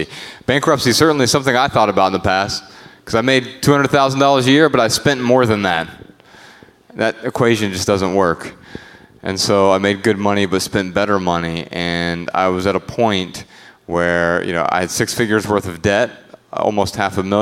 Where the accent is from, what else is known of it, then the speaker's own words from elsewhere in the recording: Dayton, Ohio, United States; it left a lot of blight in my hometown